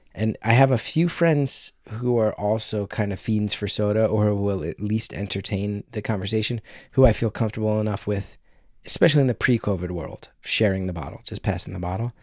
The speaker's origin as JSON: {"language": "English", "region": "New Jersey", "country": "United States", "tie": "born or raised there", "also_born_or_lived": "New York", "said": "I grew up in New Jersey"}